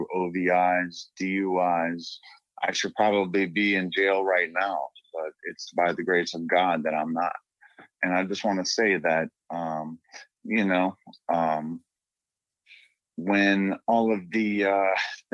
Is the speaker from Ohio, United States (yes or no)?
yes; Northeast Ohio, United States; I'm from Northeast Ohio